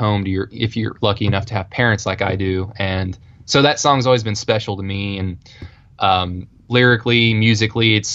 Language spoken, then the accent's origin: English; Oklahoma, United States; accent: Oklahoma